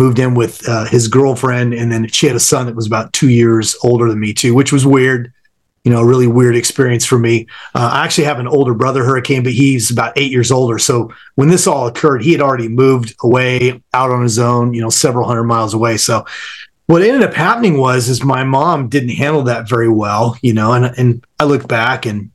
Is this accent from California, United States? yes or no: yes; Southern California, United States; I grew up in Southern California, sunny Southern California